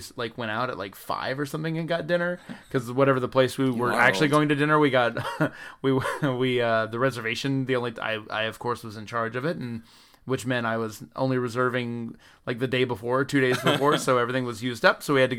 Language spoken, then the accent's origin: English; the South, United States; Something I didn't know growing up in the South, that people are racist and racism is bad.